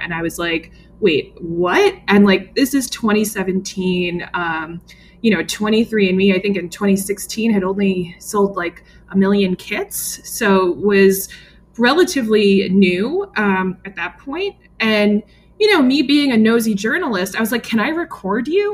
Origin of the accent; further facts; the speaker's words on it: New York metro area, United States; I grew up in the New York metro area